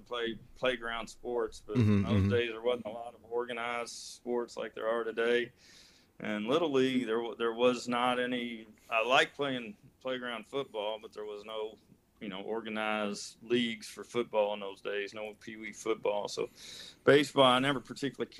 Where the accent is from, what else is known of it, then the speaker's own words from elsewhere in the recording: Kentucky, United States; I am from Kentucky, a good old Southern redneck